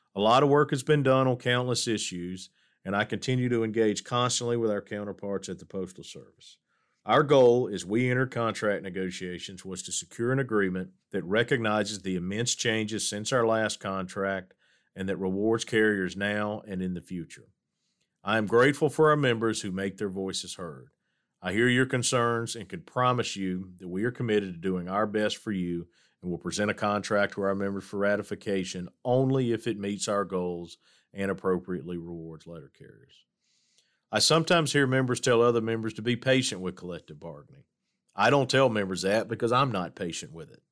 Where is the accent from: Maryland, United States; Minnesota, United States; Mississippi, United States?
Mississippi, United States; Hattiesburg; As the son of a letter carrier growing up in Hattiesburg, Mississippi